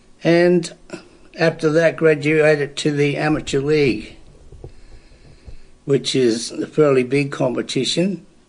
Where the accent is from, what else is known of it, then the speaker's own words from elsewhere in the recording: Belfast, Northern Ireland, United Kingdom; moved away as an adult; now in Australia; I was born in Belfast, Travis, Northern Ireland, in 1938, and grew up there until I was 22. I went to primary school there